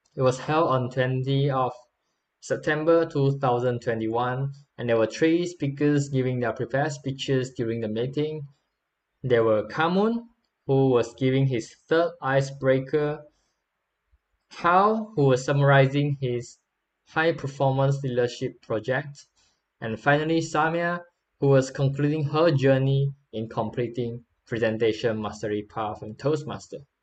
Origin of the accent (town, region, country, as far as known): Malaysia